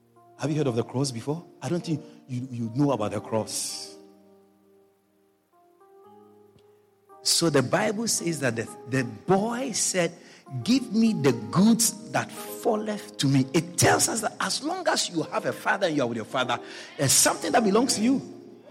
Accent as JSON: {"language": "English", "country": "Ghana", "tie": "born or raised there", "moved": "yes", "said": "I was born in Ghana"}